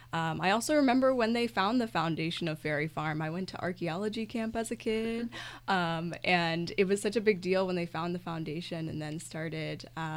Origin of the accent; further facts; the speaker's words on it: Fredericksburg, Virginia, United States; I am actually local. I'm from Fredericksburg, so I grew up in the area. I grew up going to the sites.